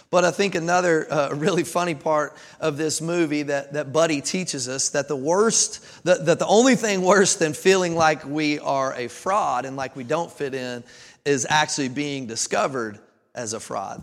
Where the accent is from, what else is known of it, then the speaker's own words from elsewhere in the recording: Kentucky, United States; moved away as an adult; also born or lived in Jacksonville, Florida; now in Tennessee, United States; I was born and raised in Kentucky